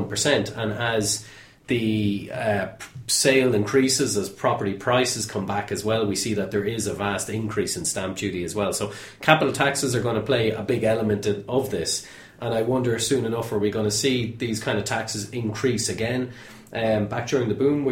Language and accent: English; Ireland; being Irish